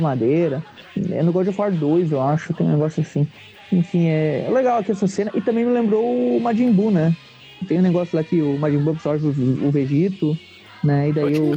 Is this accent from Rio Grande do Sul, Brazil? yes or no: yes; Rio Grande do Sul, Brazil; eu sou do Rio Grande do Sul. Por isso que A gente usa tri como gíria aqui